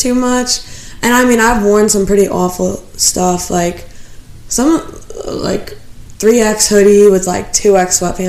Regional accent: Illinois, United States; I'm not from Chicago.

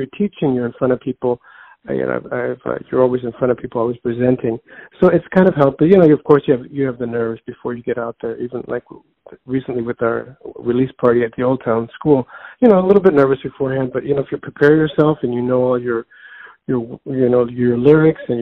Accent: Chicago, Illinois, United States; Born and raised in Chicago

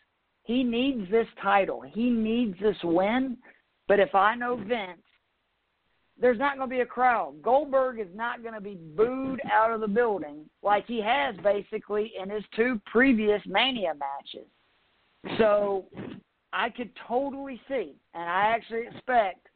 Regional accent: Atlanta, Georgia, United States; I'm from Atlanta

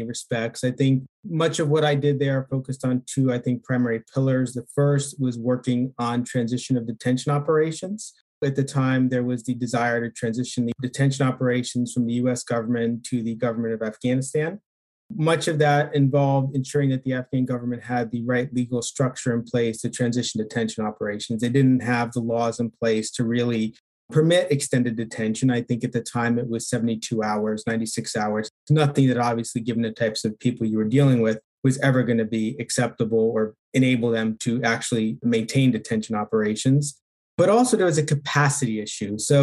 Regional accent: Pennsylvania, United States; I grew up in Pennsylvania.

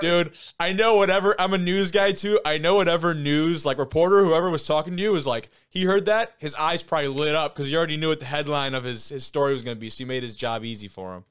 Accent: Lake Orion, Michigan, United States; I come from Lake Orion

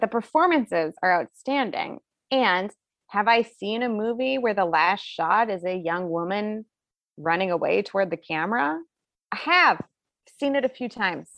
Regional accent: Bonner, Montana, United States; I'm from Bonner, which is outside of Missoula.

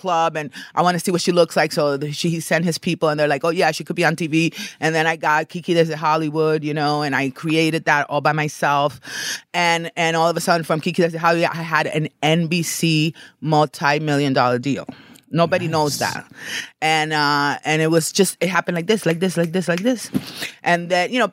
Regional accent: Dominican Republic; moved away; also born or lived in New York / Los Angeles; I'm from Dominican Republic

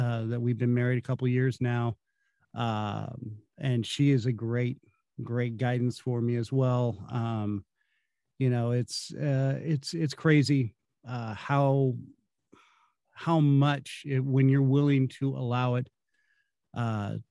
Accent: California, United States; now in Kansas City, United States; growing up in California

